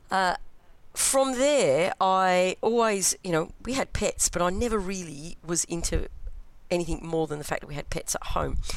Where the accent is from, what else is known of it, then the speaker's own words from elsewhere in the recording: London, United Kingdom; moved away as an adult; also born or lived in Melbourne, Australia; now in Perth, Australia; So I was brought up in East London mm. and I moved to Australia when I was 22. Uh, and uh, lived in Melbourne for a while first, for about the first nine years, and live in beautiful sunny Perth now